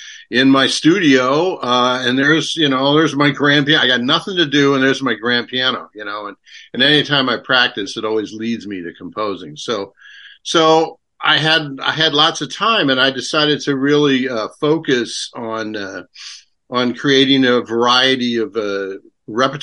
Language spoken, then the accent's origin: English; Westchester County, New York, United States; moved away as an adult; also born or lived in Queens, New York City / Indiana University, Indiana; now in Portland, United States; I was born in Queens, so I'm from New York City. I grew up in Westchester County